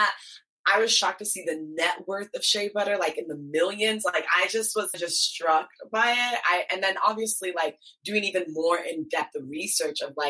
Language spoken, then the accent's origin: English; Columbus, Ohio, United States; first language Twi; English is a second language; also born or lived in Ghana; I grew up in Columbus, Ohio